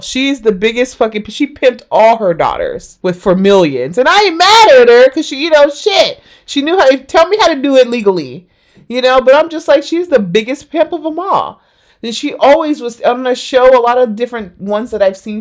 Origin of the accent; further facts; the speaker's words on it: United States; growing up in America